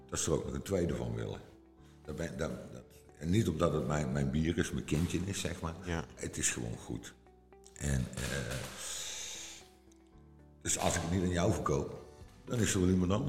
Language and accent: Dutch; Limburg, Netherlands; accent: soft G; misschien dat dat komt door mijn zachte G, dat ik uit Limburg kom